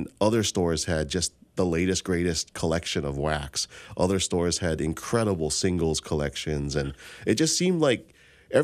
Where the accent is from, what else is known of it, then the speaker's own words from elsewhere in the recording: Hawaii, United States; growing up in Hawaii